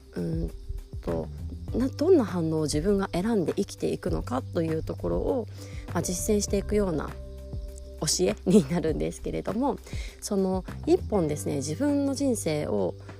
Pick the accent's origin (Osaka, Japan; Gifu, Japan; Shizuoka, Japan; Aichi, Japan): Aichi, Japan; Nagoya; moved away as an adult; also born or lived in Tokyo; 私はあの名古屋出身になるんですがえー、その後仕事で東京に出てでその後結婚してまた地方に引っ越しております